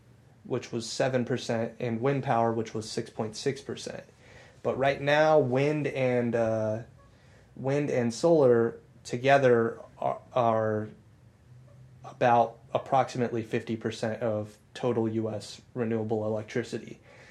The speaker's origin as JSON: {"language": "English", "area": "Eddy County", "region": "New Mexico", "country": "United States", "tie": "born or raised there", "moved": "as an adult", "said": "so my hometown is the main city, the big city in that county. And they've only ever, when I moved away from there 10 years ago, they had always hovered around 27,000 people, maybe. So Eddy County was probably, 40,000, maybe?"}